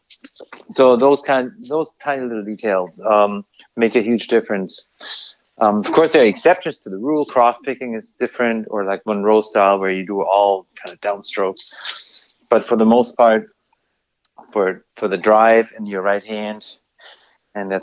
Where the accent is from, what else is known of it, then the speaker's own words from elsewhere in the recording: Bavaria, Germany; moved away; I'm from Bavaria